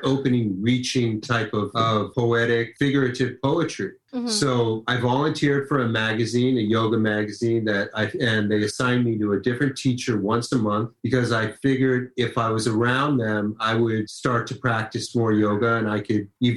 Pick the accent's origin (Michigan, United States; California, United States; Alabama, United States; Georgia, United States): California, United States; Los Angeles; I grew up in Los Angeles